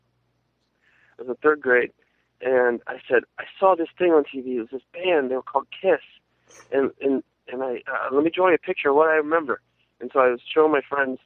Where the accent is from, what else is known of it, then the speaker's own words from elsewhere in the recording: Dayton, Ohio, United States; moved away as an adult; also born or lived in New York City; I grew up in Dayton, Ohio, and that's where I started my first bands, and I lived there from, you know, I was born and then born there, raised there, and then I moved to New York City in 1999